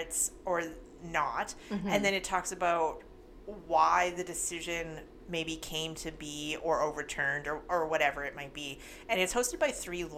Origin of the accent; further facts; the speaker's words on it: Canada; we're Canadian